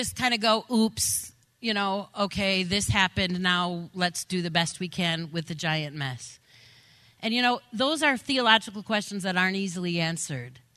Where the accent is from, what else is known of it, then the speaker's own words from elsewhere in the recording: Grand Rapids, Michigan, United States; I grew up in West Michigan. I grew up in the lovely town of Grand Rapids.